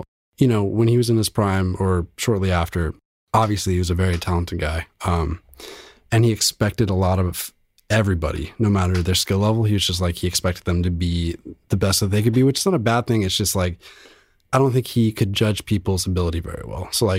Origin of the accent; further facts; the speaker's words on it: Los Angeles, California, United States; also born or lived in Van Nuys / Orange; LA. I grew up here.